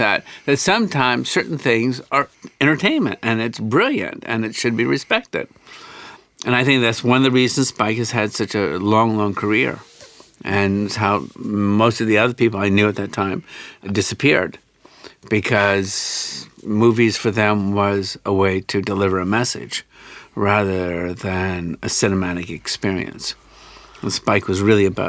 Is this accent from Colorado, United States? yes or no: no; Alabama, United States; moved away as an adult; now in New York, United States; I grew up in the Deep South, from Alabama